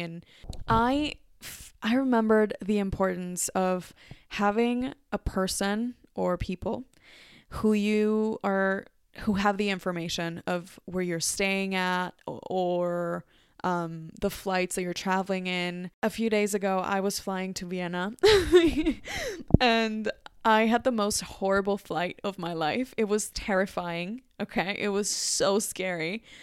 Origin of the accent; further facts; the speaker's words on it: Mexico City, Mexico; English is a second language; moved away; Mexico City, my natal city.